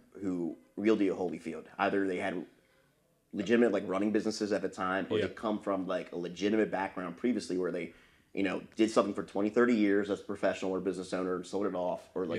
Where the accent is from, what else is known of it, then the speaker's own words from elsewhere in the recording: Southern York County, Pennsylvania, United States; I grew up in Southern York County